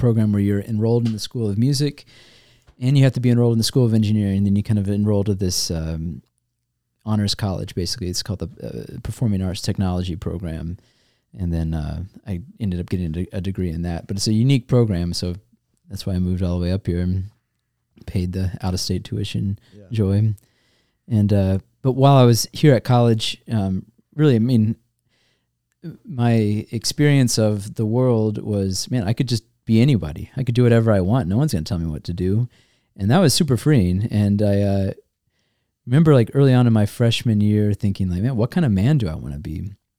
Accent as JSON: {"language": "English", "region": "Georgia", "country": "United States", "tie": "born or raised there", "said": "I grew up not in Michigan, which uh-huh. always surprises people because I grew up in Georgia, but have no accent."}